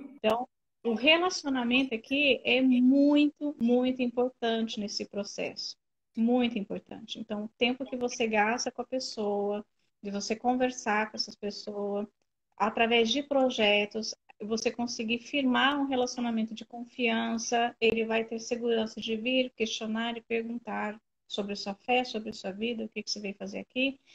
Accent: Brazil; moved away as an adult; also born or lived in Albania; now in Kosovo; somos nós, brasileiros

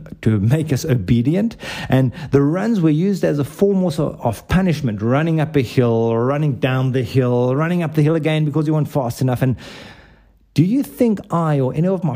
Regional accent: South Africa; where I grew up, and for those of you who cannot place my accent, it's South Africa

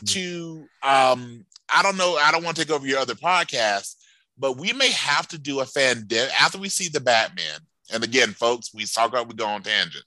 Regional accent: the South, United States; I grew up in the South

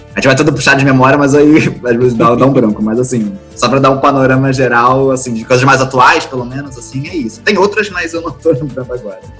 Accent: Rio de Janeiro, Brazil; sou carioca

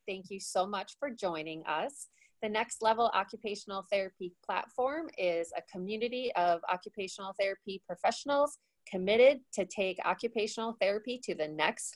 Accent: South Dakota, United States; we're both from South Dakota

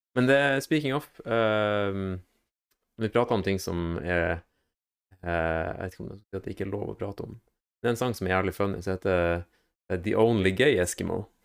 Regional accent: Northern Norway, Norway; moved away; hjemme i Nord-Norge

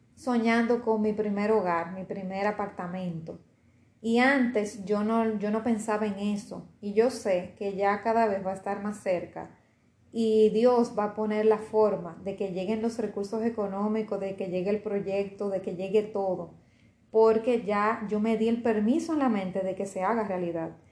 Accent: Dominican Republic; aquí en RD, en mi país

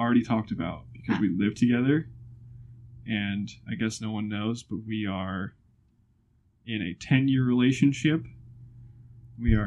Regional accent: Fort Wayne, Indiana, United States; born or raised there; also born or lived in Bloomington, Indiana

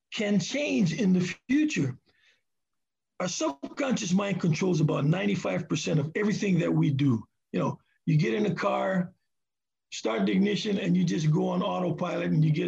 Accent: Hawaii, United States; now in Seattle, United States; I'm from Hawaii

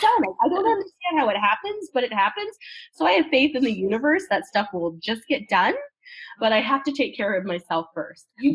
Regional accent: Canada; I'm from Canada

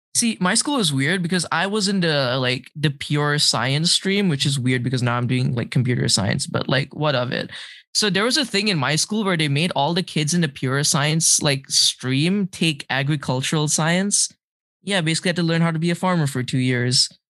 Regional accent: Malaysia; now in Boston, United States; growing up in Malaysia

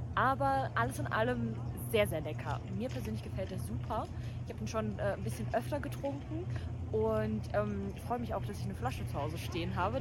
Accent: Dresden, Saxony, Germany; ich bin ja Dresdnerin

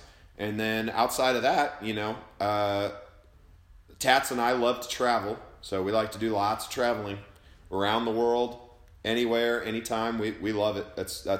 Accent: Dakota City, Nebraska, United States; also born or lived in Sioux City, Iowa; So I was born technically in Sioux City, Iowa, which is right over the border. But my parents lived in a town called Dakota City, Nebraska.

